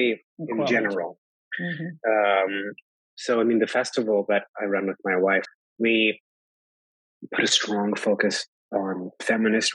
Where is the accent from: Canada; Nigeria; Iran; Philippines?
Canada; moved away as an adult; now in Poland; as a Jew who had the privilege of growing up in Canada